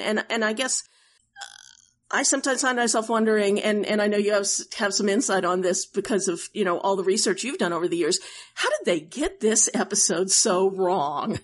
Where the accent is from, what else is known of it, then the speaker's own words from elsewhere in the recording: Oklahoma, United States; I grew up in Oklahoma